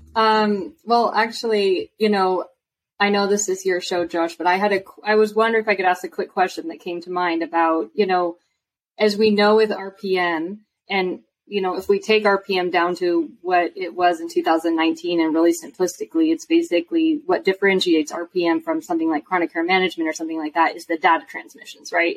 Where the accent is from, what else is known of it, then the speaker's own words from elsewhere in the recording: Washington, United States; I'm from Washington State